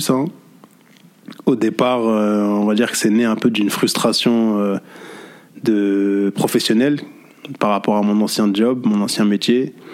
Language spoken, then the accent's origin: French; Paris, Île-de-France, France; now in Saint-Denis, France; j'ai bientôt 36 ans. Mm-hmm. je suis né à Paris, dans le 13e arrondissement, j'ai grandi dans le 13e arrondissement. Aujourd'hui, je vis à Saint-Denis depuis maintenant 5 ans. je suis d'origine Verdienne de par mon père et de la Martinique de par ma mère.